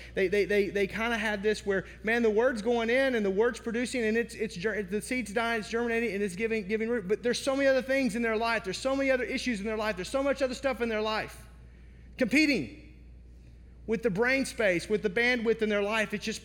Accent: United States; now in Wisconsin, United States; I was born in the Mississippi Delta outside of Memphis

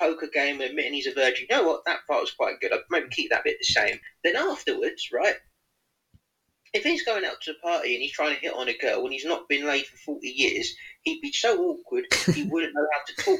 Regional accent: England, United Kingdom; we're English

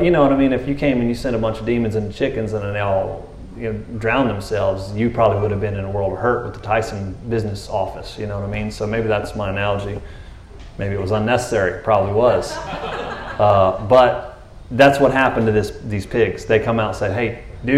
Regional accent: Texas, United States; I'm a Texan

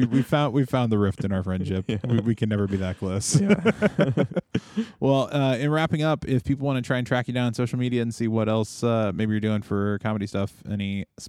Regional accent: Minnesota, United States; I'm from Minnesota and I don't know these facts.

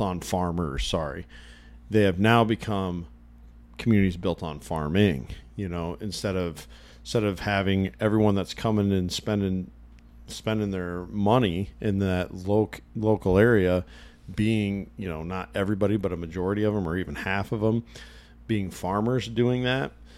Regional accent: Illinois, United States; I grew up in Illinois, and this would have been when my family was living in northern Illinois

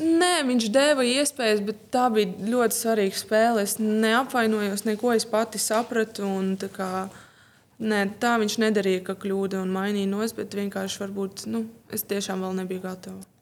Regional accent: Riga, Latvia; Piedzimu un izaugu Rīgā

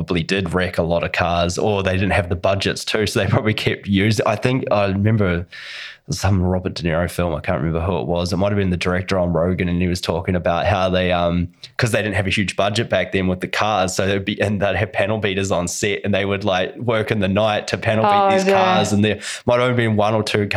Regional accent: New Zealand; As a Russian, and I'm a Kiwi.

